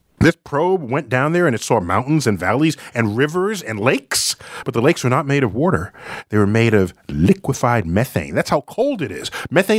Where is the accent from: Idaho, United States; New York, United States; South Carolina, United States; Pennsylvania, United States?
New York, United States; New York City; Pelham Bay, cool. So your first night sky would have been the same as my first night sky.